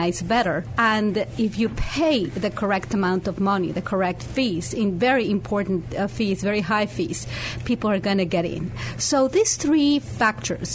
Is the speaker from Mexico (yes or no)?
yes; Mexico City, Mexico; moved away as an adult; also born or lived in Brownsville, Texas; I was born and raised near Mexico City. I was raised mostly in Mexico City, but I lived 8 years in Brownsville, Texas.